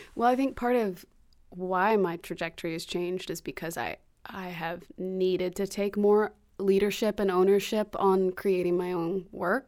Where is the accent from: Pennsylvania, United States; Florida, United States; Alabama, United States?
Alabama, United States; Alabaster; moved away as an adult; also born or lived in Memphis, Tennessee / Los Angeles / New York; now in Birmingham, United States; I was born in Memphis, grew up in Alabaster